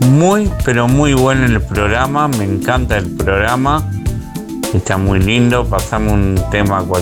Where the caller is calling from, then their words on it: Colonia del Sacramento, Colonia, Uruguay; Un saludo para todos … de Uruguay, Colonia del Sacramento.